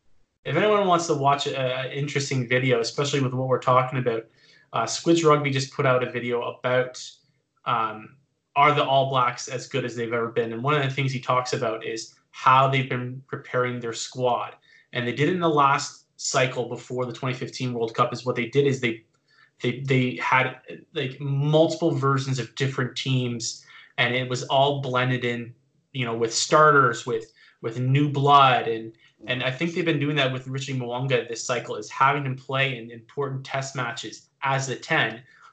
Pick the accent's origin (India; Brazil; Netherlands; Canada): Canada; being a Canadian rugby fan